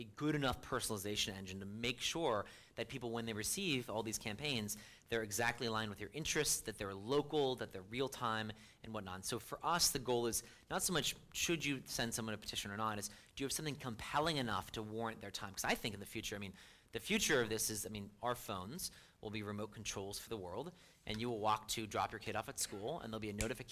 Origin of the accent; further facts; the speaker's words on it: United States; I'm an American.